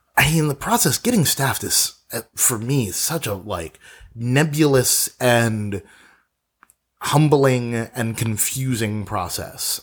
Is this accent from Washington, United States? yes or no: no; New York City, New York, United States; moved away as an adult; now in Los Angeles, United States; I'm a native New Yorker. I was born there, born in Brooklyn, and I lived in New York or in and around New York exclusively for the majority of my life.